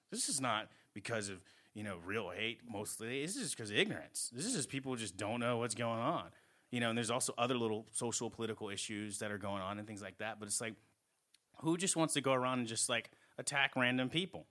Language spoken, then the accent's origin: English; New England, United States; moved away; also born or lived in Southeast United States; I grew up in New England